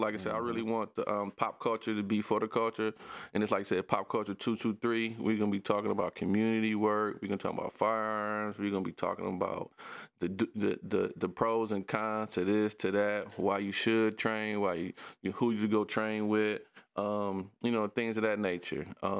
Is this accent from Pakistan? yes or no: no; Detroit, Michigan, United States; I grew up on the Southwest Detroit, man. Everybody on the block knew you.